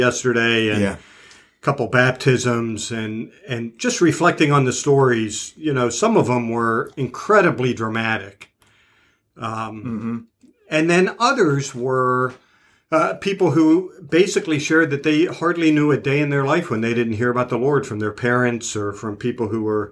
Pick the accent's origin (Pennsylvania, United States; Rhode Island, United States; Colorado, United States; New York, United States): Pennsylvania, United States; Pittsburgh; accent: Yinzer; I'm from the Pittsburgh area